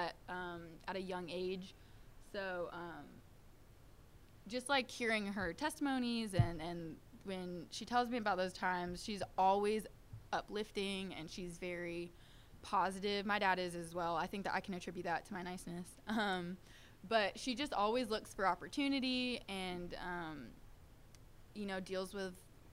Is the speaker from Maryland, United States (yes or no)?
no; Nashville, Tennessee, United States; I'm born and raised in Nashville